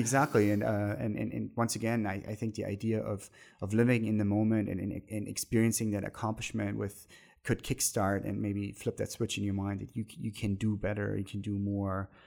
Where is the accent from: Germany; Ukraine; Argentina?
Germany; moved away; the twenty minutes from my hometown where I grew up